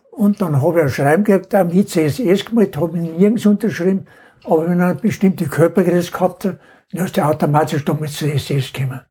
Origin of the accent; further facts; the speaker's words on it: Inning am Holz, Bavaria, Germany; geboren bin am 20.02.29 in Heldering, Gemeinde Inning am Holz